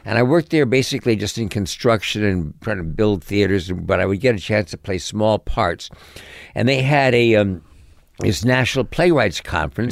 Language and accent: English; New York City, New York, United States; also born or lived in Connecticut; I grew up in New York City